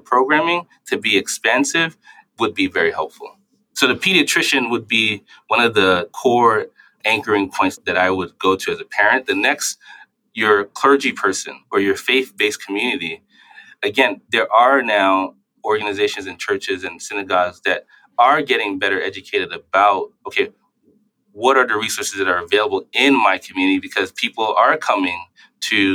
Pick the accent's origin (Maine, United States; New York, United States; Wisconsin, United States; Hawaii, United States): New York, United States; New York City; I grew up in New York City